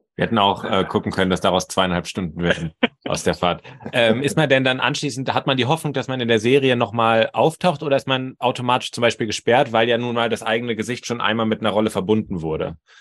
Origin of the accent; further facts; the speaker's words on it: Potsdam, Brandenburg, Germany; moved away as an adult; now in Bremen, Germany; ich bin eigentlich auch hier Potsdamer, wohne aber zurzeit in Bremen